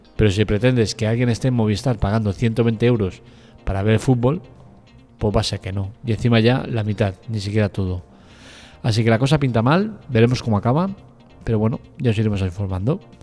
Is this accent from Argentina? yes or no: no; Spain; somos los españoles